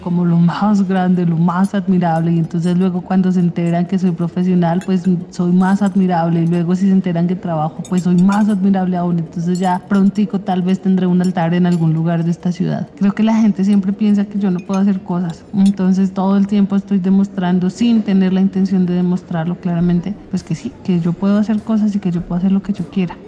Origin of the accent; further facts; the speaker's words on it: Bogotá, Bogotá Capital District, Colombia; also born or lived in Cauca; now in Soacha, Colombia; Nací en Bogotá y viví muchos años en el departamento del Cauca, más o menos 8, 7, algo así